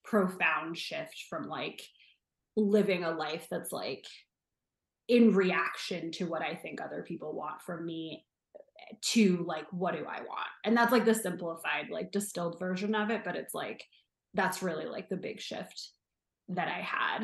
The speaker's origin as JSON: {"language": "English", "region": "New Jersey", "country": "United States", "tie": "born or raised there", "also_born_or_lived": "New York City", "moved": "as an adult", "lives_now": "Los Angeles, United States", "said": "I grew up in New Jersey. I grew up like 12 miles west of Manhattan."}